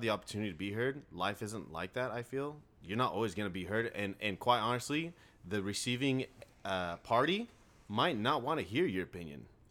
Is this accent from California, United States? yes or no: yes; Riverside, California, United States; I grew up in Riverside, like downtown Riverside, an apartment complex